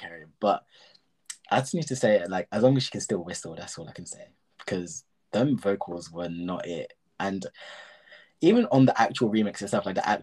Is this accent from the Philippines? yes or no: no; England, United Kingdom; we're English here